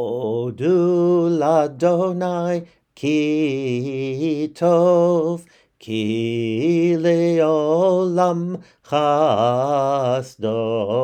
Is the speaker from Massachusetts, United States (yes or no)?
yes; Brookline, Massachusetts, United States; In the synagogue, I grew up in Congregation Keilat Israel in Brookline, Massachusetts.